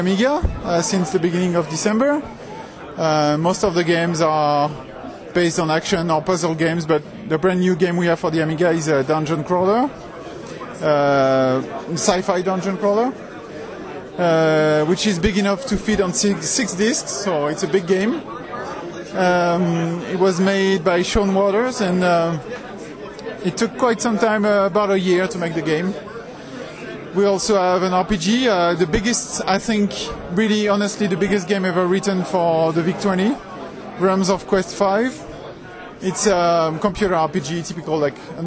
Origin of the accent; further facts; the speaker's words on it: France; I'm from France